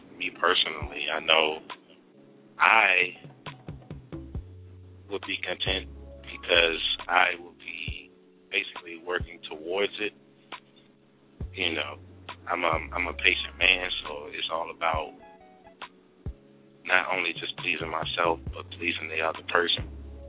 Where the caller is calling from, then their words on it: Virginia, United States; from VA.